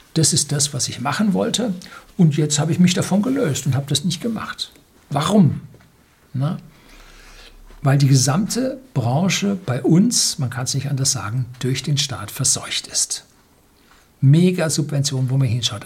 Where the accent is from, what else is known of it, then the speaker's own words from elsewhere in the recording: Germany; als Deutsche